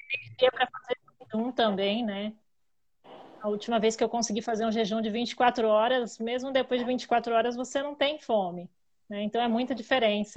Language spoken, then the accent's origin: Portuguese; Itapecerica da Serra, São Paulo, Brazil; sou de Tapicirica da Serra, Grande São Paulo